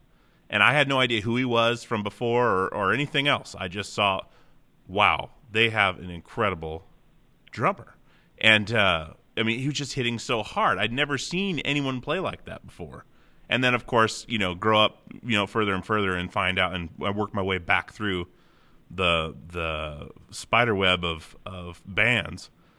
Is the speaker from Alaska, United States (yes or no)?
yes; Alaska, United States; I'm from Alaska. I grew up in Alaska. I'm 35